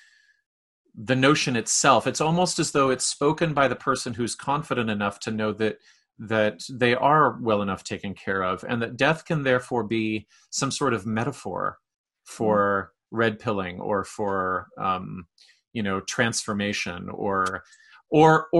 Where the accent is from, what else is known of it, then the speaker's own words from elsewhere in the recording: Canada; being Canadian